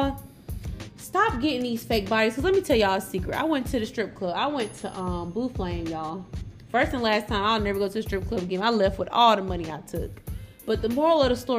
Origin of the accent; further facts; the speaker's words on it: Atlanta, Georgia, United States; I'm from Atlanta